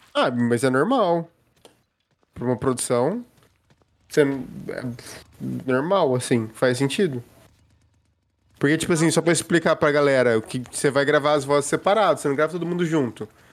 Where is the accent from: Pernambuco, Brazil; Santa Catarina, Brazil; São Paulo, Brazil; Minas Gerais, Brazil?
Minas Gerais, Brazil; Passos; da minha cidade natal